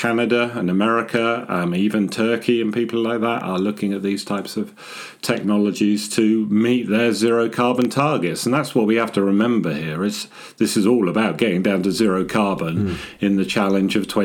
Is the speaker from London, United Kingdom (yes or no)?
no; Scotland, United Kingdom; moved away; also born or lived in Harwell, Oxfordshire; I was born up in Scotland as part of the nuclear endeavour, and I did my apprenticeship at Harwell